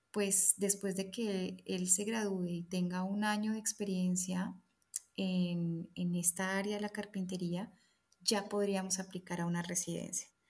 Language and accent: Spanish; Colombia; moved away as an adult; nos vinimos desde Colombia con la idea clara de quedarnos. Y estamos en el camino migratorio en este momento.